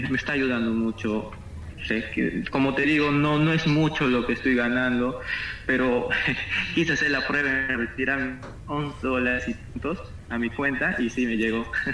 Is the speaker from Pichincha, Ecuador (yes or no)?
yes; Quito, Pichincha, Ecuador; moved away as an adult; now in Marcona, Peru; Yo soy de Quito, soy de la ciudad de Quito